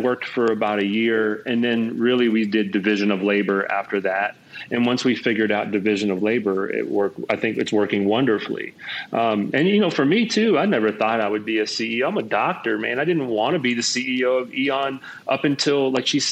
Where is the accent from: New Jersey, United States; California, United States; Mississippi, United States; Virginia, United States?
Virginia, United States; I'm from Virginia, and okay. That's where I was born